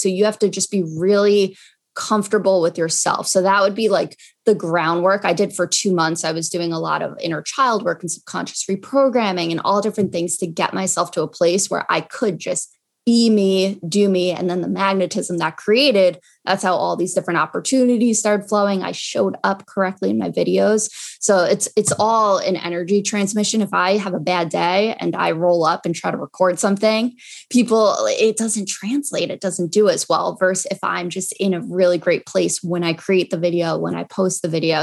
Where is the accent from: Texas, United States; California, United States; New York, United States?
New York, United States; Long Island; also born or lived in Binghamton, New York; I'm from Long Island